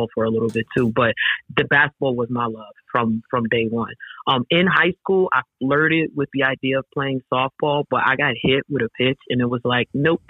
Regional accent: Bronx, New York, United States; So I grew up in Parkchester in the Bronx, which is the neighborhood where St. Raymond is located.

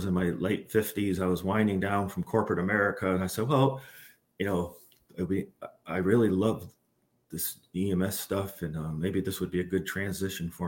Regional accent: Glens Falls, New York, United States; moved away as an adult; also born or lived in Albany, New York; now in Baldwinsville, United States; I'm originally from the Glens Falls area

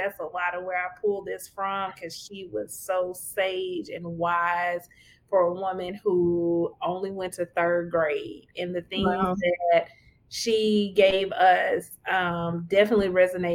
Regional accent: Louisiana, United States; moved away; also born or lived in Texas; Louisiana bred, Texas fed

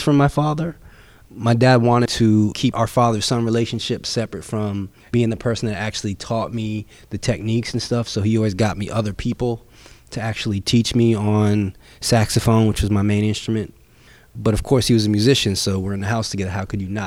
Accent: Bay Shore, New York, United States; I was born and raised in Bayshore, New York, which is on Long Island

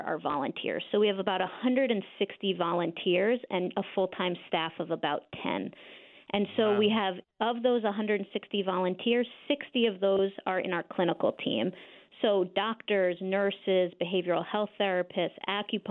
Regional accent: Croton-on-Hudson, New York, United States; moved away as an adult; now in Berkshires, United States; I was raised in Westchester. I was raised in Croton-on-Hudson

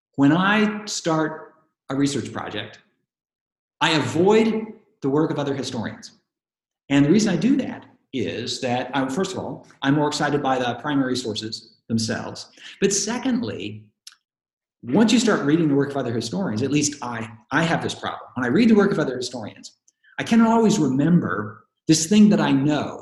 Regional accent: Portland, Oregon, United States; when I was a kid growing up in Oregon, growing up in Portland

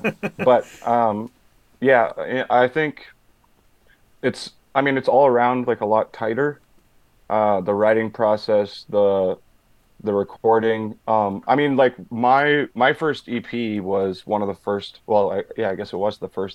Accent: Manitoba, Canada; now in Winnipeg, Canada; I'm from Boise, Manitoba.

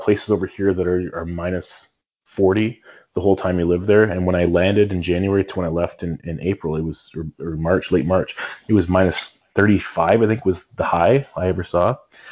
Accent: Brantford, Ontario, Canada; growing up in Brantford

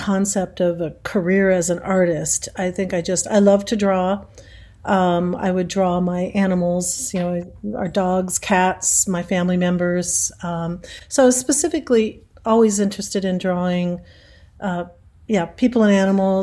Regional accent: Sacramento, California, United States; I grew up in Sacramento, and the Crocker Art Museum was there

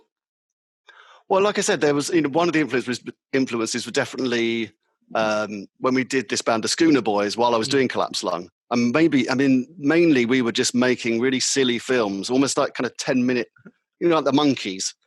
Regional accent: London, United Kingdom; accent: London; It was more of a London accent. It was my original London accent I was using.

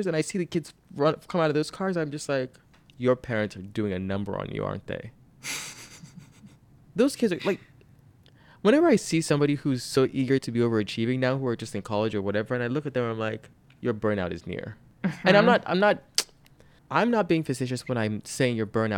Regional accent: Nigeria; moved away; I grew up in Nigeria

